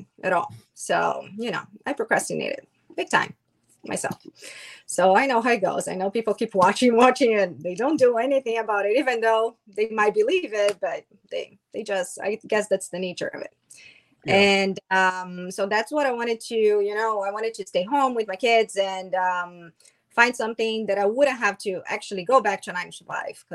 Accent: Brazil; now in United States; I'm from Brazil

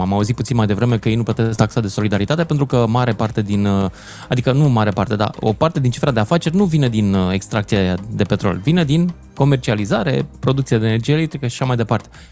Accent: Romania; noi românii

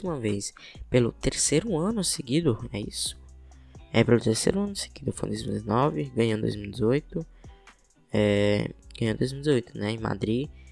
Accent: Brazil; como brasileiro

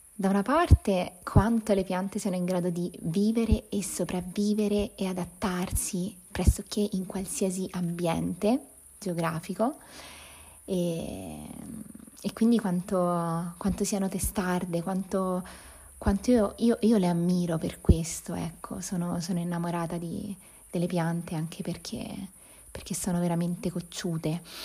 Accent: province of Viterbo, Lazio, Italy; la campagna dove sono cresciuta, nella provincia di Viterbo

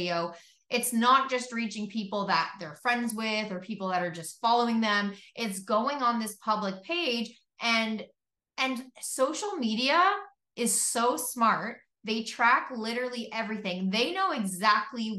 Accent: Canada; I'm from Canada

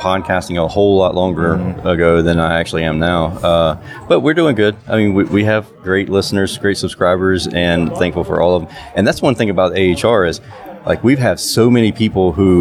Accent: South Georgia, United States; we're South Georgia, so you had to wear Georgia boots and a Carhartt jacket. I mean, that was kind of our uniform for high school

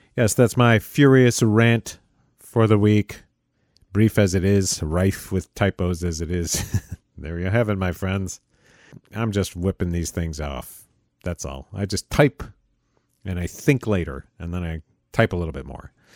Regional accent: United States; as an American

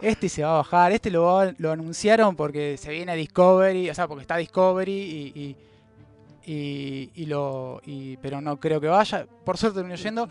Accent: Argentina; somos de, Argentina

